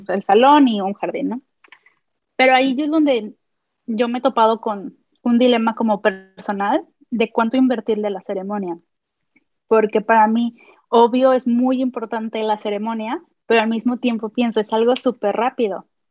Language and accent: Spanish; Guadalajara, Jalisco, Mexico; yo soy de Guadalajara